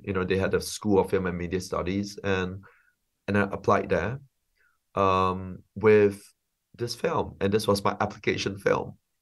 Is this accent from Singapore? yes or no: yes; Singapore; moved away as an adult; also born or lived in London; I'm a filmmaker from Singapore. Um, I grew up in Singapore um, and and then lived in London for 15 years